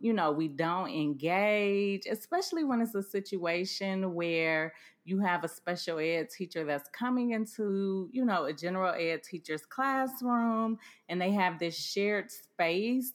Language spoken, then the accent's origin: English; Cleveland, Ohio, United States; I grew up in Cleveland, Ohio, which is close to Sandusky